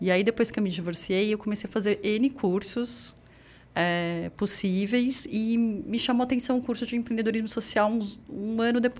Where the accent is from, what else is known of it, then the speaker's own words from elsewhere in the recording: São Paulo, Brazil; Ali na Vila Formosa, você